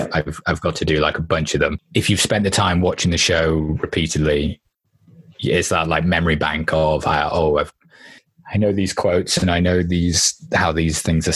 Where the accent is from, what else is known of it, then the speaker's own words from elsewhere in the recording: England, United Kingdom; being English